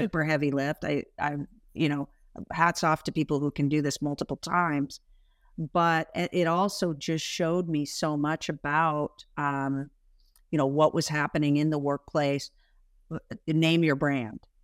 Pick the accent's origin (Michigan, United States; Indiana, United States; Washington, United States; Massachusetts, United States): Washington, United States; Spokane; I'm from Spokane, Washington, you know, small sort of idyllic upbringing